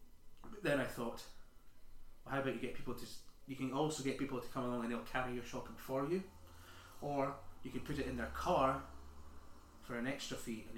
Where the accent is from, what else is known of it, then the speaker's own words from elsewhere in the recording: Sheffield, Yorkshire and the Humber, United Kingdom; Yeah. I'm from Sheffield originally.